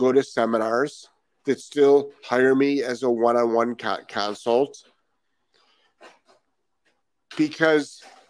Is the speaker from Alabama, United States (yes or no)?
no; Rhode Island, United States; now in Florida, United States; I am actually from Rhode Island.